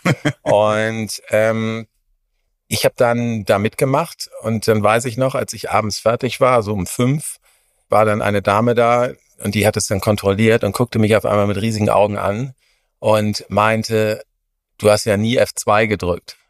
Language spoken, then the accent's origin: German; Hamburg, Germany; moved away as an adult; now in Munich, Germany; in meine Heimatstadt zu kommen, nach Hamburg